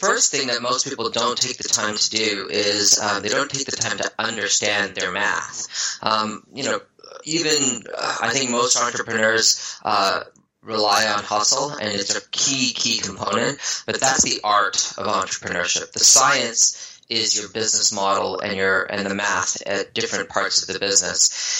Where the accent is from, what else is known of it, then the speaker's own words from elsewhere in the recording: Newfoundland and Labrador, Canada; also born or lived in Vancouver, Canada / Ottawa, Canada; So I was born in Vancouver. I lived the nomad lifestyle. My mom's an oceanographer, so we lived by the water all over North America. And, you know, born in Vancouver, grew up in Newfoundland on the East Coast